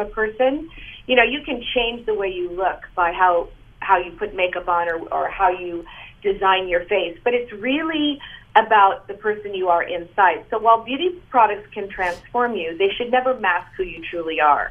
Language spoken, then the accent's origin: English; United States; now in Canada; I'm an American living in Canada